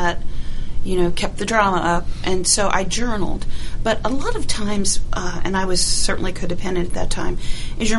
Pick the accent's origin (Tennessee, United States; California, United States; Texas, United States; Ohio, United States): Ohio, United States; moved away as an adult; now in Georgia, United States; I grew up in Ohio and did 2 years of college there